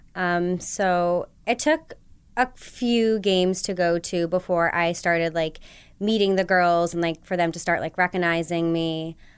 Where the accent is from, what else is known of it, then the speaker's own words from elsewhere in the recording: Connecticut, United States; moved away; growing up in Connecticut